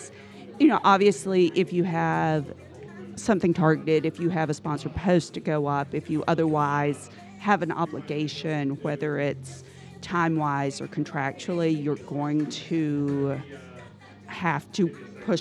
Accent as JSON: {"language": "English", "town": "Prestonsburg", "region": "Kentucky", "country": "United States", "tie": "born or raised there", "said": "I grew up outside of Prestonsburg, near Pikeville."}